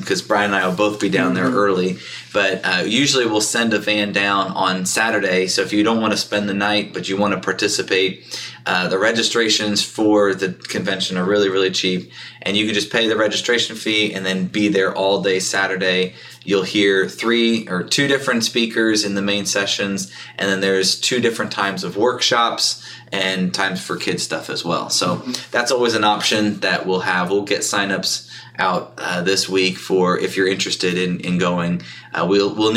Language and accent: English; Eastern, East Coast, United States; accent: Eastern; my Eastern accent was coming out a little more